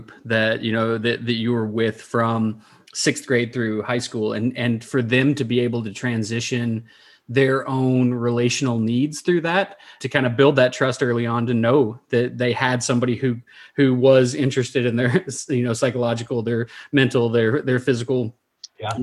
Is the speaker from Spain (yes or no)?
no; Somerset, Kentucky, United States; moved away; my time in Somerset and growing up in Eastern Kentucky